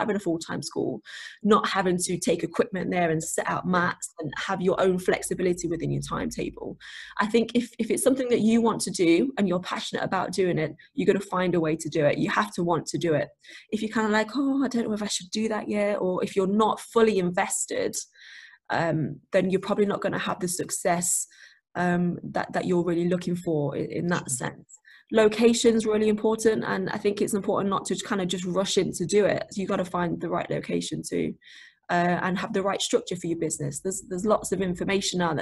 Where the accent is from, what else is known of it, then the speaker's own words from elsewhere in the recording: Nottingham, East Midlands, United Kingdom; now in Mansfield, United Kingdom; Where I grew up in Nottingham, Nottingham's very much multicultural and very diverse.